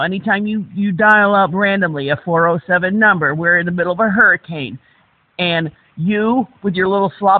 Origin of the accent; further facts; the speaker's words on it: Florida, United States; Yes, I am from Florida.